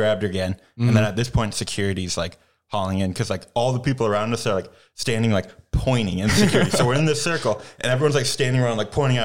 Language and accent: English; Minnesota, United States; now in Madison, United States; I'm from Minnesota. My sisters are from Minnesota, so, like, we're staying with my parents there